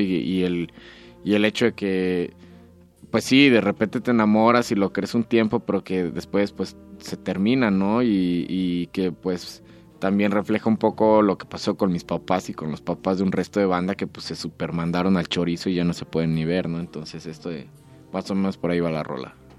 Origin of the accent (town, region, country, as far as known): Morelia, Michoacán, Mexico